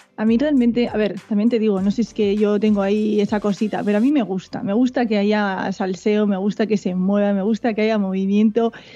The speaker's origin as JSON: {"language": "Spanish", "area": "Biscay", "region": "Basque Country", "country": "Spain", "tie": "born or raised there", "said": "Siempre he sido del País Vasco. Lo que pasa es que tengo. Mi madre es gallega, mi padre sí nació aquí, entonces, pues tengo esos genes ahí gallegos también por el cuerpo, pero sí, yo soy, soy vasca, soy vizcaína"}